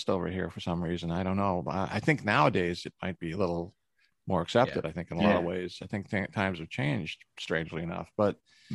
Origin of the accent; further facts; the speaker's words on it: Canada; I'm from Canada